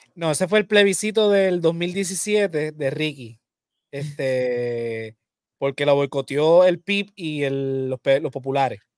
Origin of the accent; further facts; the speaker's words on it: Puerto Rico; somos los puertorriqueños.